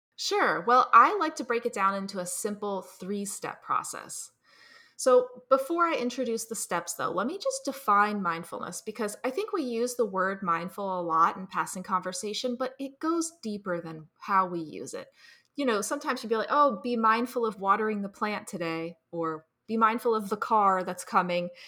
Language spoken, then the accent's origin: English; New Jersey, United States; I'm from New Jersey. I grew up here